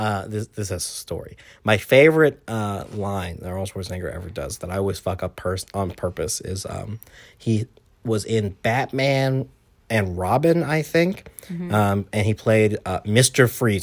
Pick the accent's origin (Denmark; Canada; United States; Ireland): Ireland; Swords, Leinster; Oh, I'm from Ireland. I'm actually from Swords, Dublin, personally. It's about 13 kilometers north of Dublin, technically, but I'm from Swords.